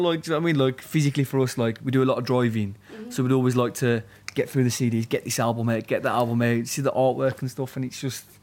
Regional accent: Birmingham, West Midlands, United Kingdom; also born or lived in Walsall; now in London, United Kingdom; we're from Birmingham mainly, but also like he lives south of England in Kent now, and I live in London

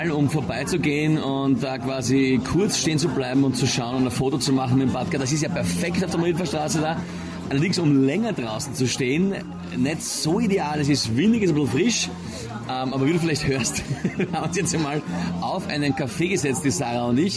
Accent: St. Pölten, Lower Austria, Austria; Ich bin aus St. Pölten und habe mir gedacht, ich muss mir das anschauen, kurz, ja

